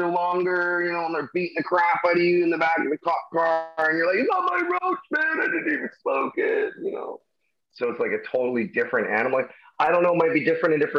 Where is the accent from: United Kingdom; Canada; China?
Canada; Surrey, British Columbia; I'm from Surrey, BC